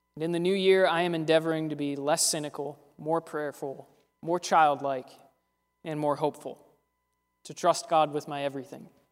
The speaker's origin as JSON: {"language": "English", "town": "Pittsburgh", "region": "Pennsylvania", "country": "United States", "said": "We're from Pittsburgh"}